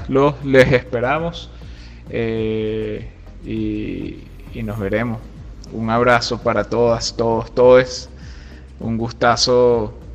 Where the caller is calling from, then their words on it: Caracas, Capital District, Venezuela; Por aquí les habla … desde Caracas.